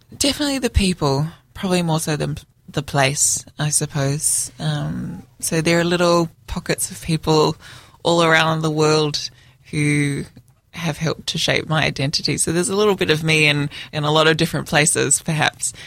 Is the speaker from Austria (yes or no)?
no; Melbourne, Victoria, Australia; I was born in Melbourne